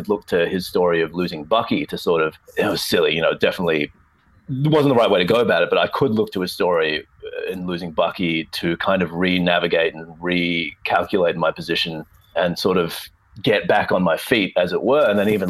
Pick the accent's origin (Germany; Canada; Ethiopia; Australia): Australia; Melbourne, Victoria; back in my hometown of Melbourne